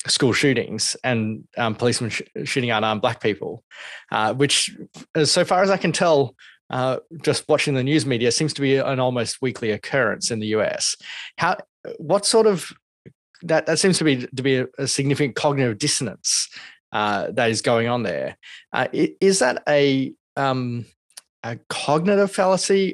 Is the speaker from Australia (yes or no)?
yes; Australia; here in Australia